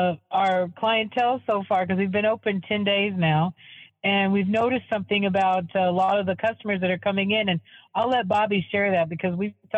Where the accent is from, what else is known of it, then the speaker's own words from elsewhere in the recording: Sioux City, Iowa, United States; moved away as an adult; also born or lived in Luther, Oklahoma; now in Arcadia, United States; This little place in Morningside, where we grew up in Sioux City, Iowa